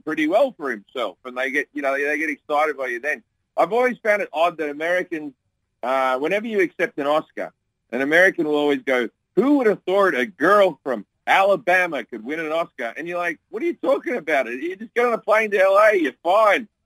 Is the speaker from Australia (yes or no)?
yes; Australia; now in United States; my home country of Australia